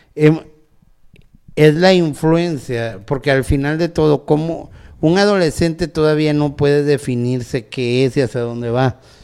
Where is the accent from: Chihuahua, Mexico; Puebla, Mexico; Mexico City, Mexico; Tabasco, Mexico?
Tabasco, Mexico; now in Nuevo León, Mexico; yo soy originario de Tabasco